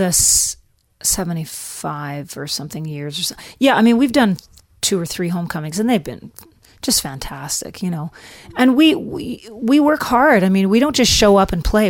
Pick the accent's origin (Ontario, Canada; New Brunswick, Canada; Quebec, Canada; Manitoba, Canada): Manitoba, Canada; Flin Flon; moved away; also born or lived in Nashville; this is my hometown